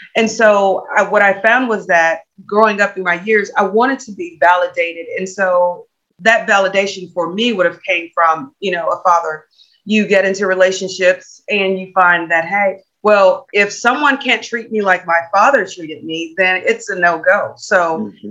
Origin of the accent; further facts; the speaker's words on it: Natchez, Louisiana, United States; now in Texas, United States; I'm originally from Louisiana